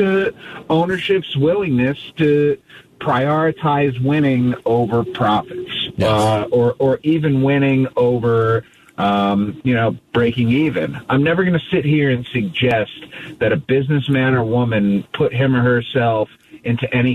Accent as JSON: {"language": "English", "town": "Cleveland", "region": "Ohio", "country": "United States", "tie": "born or raised there", "moved": "yes", "lives_now": "Kansas City, United States", "said": "I grew up in Cleveland."}